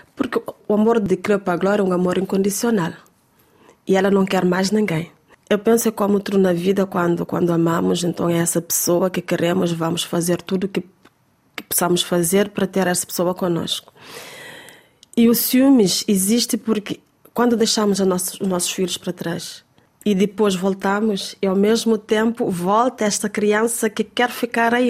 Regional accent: Cape Verde; porque estava na minha terra, com o meu povo, com a minha gente

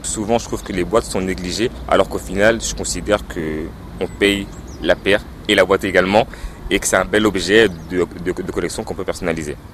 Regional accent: Noisiel, Île-de-France, France; moved away; also born or lived in Basse-Terre, Guadeloupe; Je suis né moi à Bastère en Guadeloupe depuis euh, la maternelle, j'étais en fait à, Noisiel. Et du coup, je voulais vraiment faire quelque chose dans la ville euh, où j'ai grandi

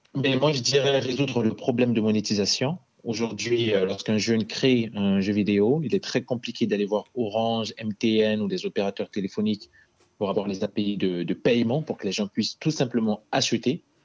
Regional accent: Bangui, Central African Republic; moved away as an adult; now in France; Je suis né en Centrafrique. Je suis né à Bangui. J'ai grandi là-bas. Et à mes 18 ans, je suis arrivé en France

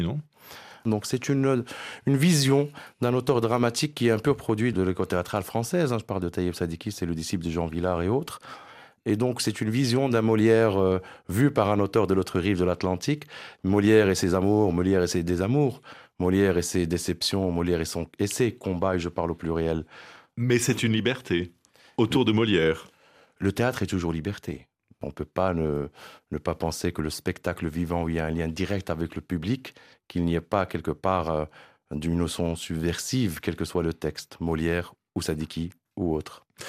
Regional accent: Morocco; en tant que Marocain

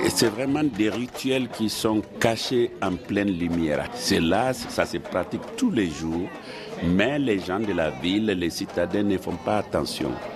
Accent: Mali; moved away; also born or lived in France / United States; je suis sorti du Mali depuis 1971. Je suis allé d'abord en France, ensuite aux États-Unis

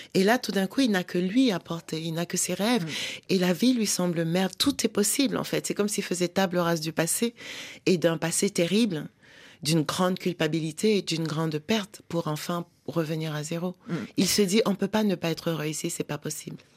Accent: Douala, Littoral, Cameroon; first language French; now in Paris region, France; j'ai grandi à Douala et j'ai aussi appris l'argot de Douala

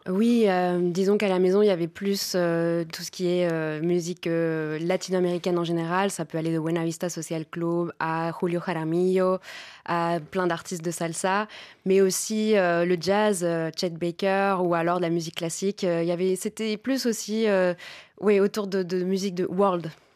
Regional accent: Paris, Île-de-France, France; je suis née en France, ma mère est française, mon expérience de vie est française avant tout

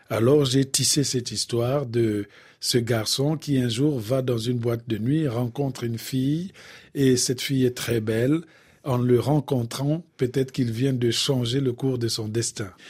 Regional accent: Bouenza, Republic of the Congo; Parce que chez nous, au Congo, le plus souvent, quand on parle de la mort, en tout cas du côté de la Bouenza, on parle toujours de la mort d'une façon humoristique.

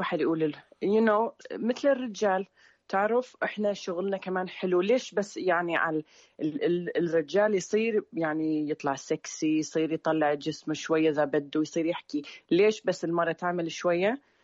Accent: Sweden; also born or lived in Syria; أنا من السويد

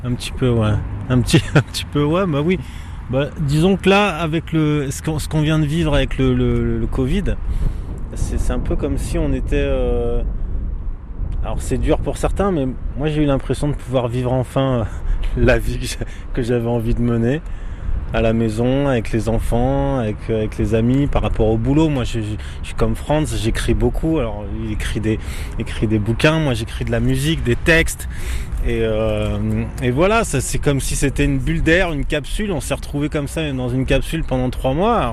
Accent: France; also born or lived in Antilles; j'ai grandi en France

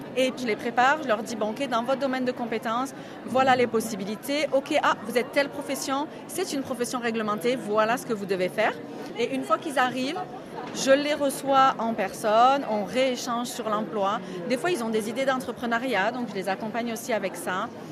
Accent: Marseille, Provence-Alpes-Côte d'Azur, France; moved away as an adult; now in New Brunswick, Canada; Je suis originaire de Marseille, dans le sud de la France, et depuis presque sept ans maintenant, je vis au Nouveau-Brunswick

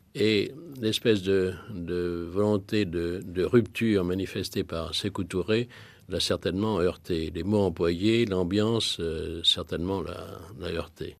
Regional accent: France; en tant que Français

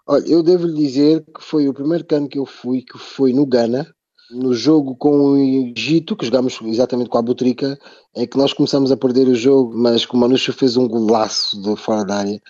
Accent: Portugal; Eu, por exemplo, cresci em Portugal

